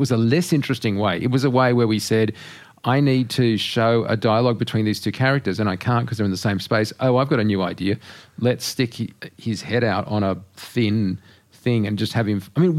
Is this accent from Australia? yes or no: yes; Australia; I'm an Australian.